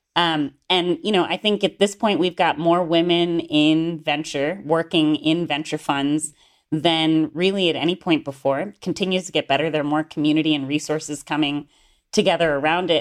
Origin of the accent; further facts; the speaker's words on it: Gainesville, Florida, United States; moved away as an adult; also born or lived in Oxford, United Kingdom; now in Northern California Bay Area, United States; I grew up in North Central Florida in a town called Gainesville.